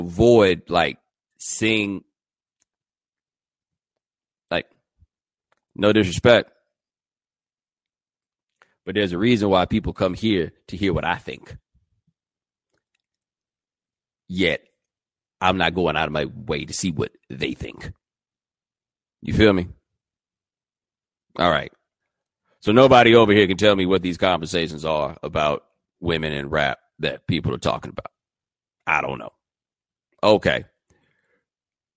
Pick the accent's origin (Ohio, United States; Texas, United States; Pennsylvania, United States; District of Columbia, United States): Texas, United States; Houston; I'm from Houston